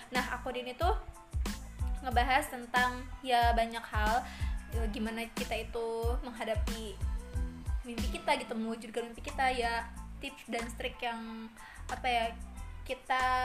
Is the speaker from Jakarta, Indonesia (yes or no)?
no; Majalengka, West Java, Indonesia; uh, saya dari Majalengka Jawa Barat Sunda